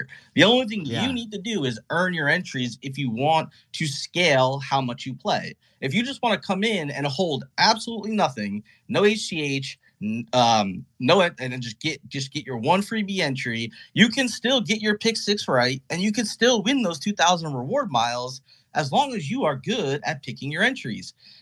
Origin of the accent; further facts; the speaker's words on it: New Jersey, United States; I'm from New Jersey.